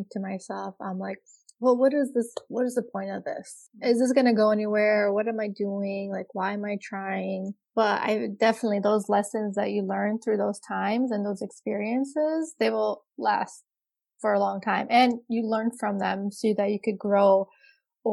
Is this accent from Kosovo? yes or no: yes; Kosovo; now in United States; I'm from Kosovo